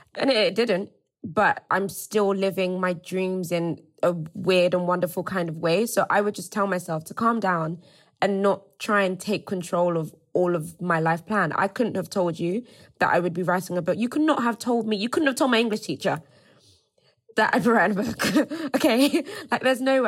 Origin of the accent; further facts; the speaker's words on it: Nigeria; moved away; also born or lived in Cambridge, United Kingdom; I also went to Cambridge. I also left Nigeria